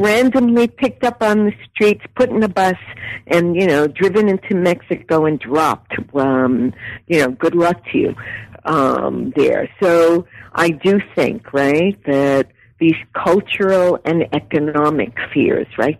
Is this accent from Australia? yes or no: no; Puerto Rico; now in United States; I was born in Puerto Rico, I'm an immigrant